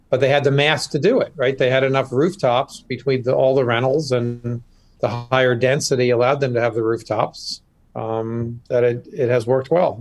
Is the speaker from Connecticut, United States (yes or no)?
no; Westfield, New Jersey, United States; moved away as an adult; also born or lived in Princeton, New Jersey / Haddonfield, New Jersey / Bucks County, Pennsylvania; now in Wayne, United States; I grew up in North Jersey, suburb called Westfield. Was there my entire childhood with a a few short exceptions